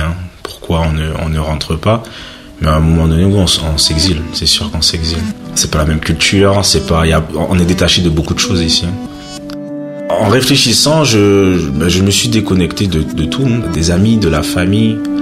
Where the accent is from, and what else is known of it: French Guiana; moved away as an adult; now in France